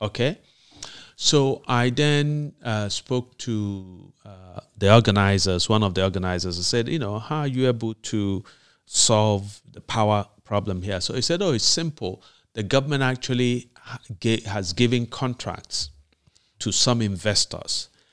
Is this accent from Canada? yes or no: no; Nigeria; moved away; in Nigeria, in my hometown